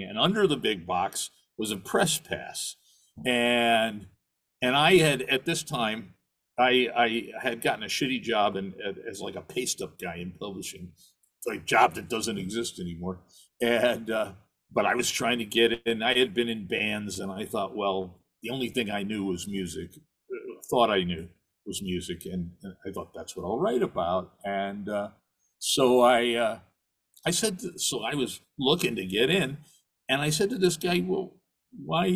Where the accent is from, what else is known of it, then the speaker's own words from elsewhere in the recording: New York City, New York, United States; also born or lived in Sheboygan, Wisconsin / Minnesota / Midwest; I was born in Sheboygan, Wisconsin, of all places, lived around the Midwest until fourth grade. And then uh, my family moved to uh, to New York